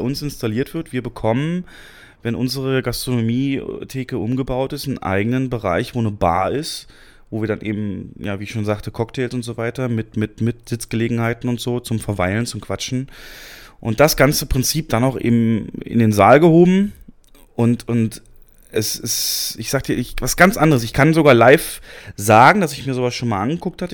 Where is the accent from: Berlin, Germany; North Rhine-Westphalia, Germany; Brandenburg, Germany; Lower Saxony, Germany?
Brandenburg, Germany; near Cottbus; in der Nähe meiner Heimat in Cottbus